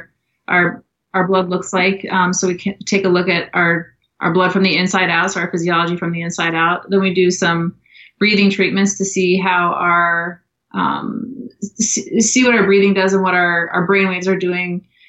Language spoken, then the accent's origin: English; Minnesota, United States; moved away as an adult; now in Austin, United States; I was born in Minnesota and did most of my growing up in Minnesota